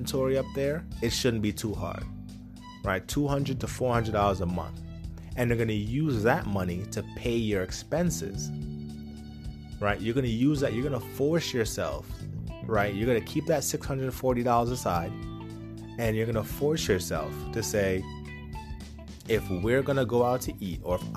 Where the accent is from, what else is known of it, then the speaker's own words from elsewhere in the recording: Poughkeepsie, New York, United States; Where I grew up in Poughkeepsie